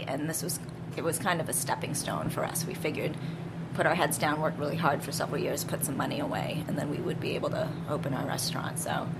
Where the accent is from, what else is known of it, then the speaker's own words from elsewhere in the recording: Ubon, Ubon Ratchathani, Thailand; born there; I was born in Ubon, which is northeast near the Lao border.